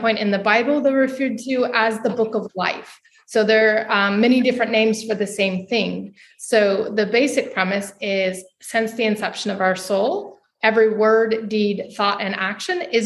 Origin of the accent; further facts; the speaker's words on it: United States; moved away as an adult; now in Portugal; I'm from the States. I'm living currently in Europe